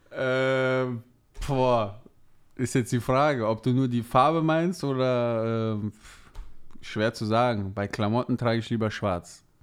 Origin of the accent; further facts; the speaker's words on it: Rhineland, Germany; da es meine Heimat ist, äh, sage ich ganz klar Rheinland.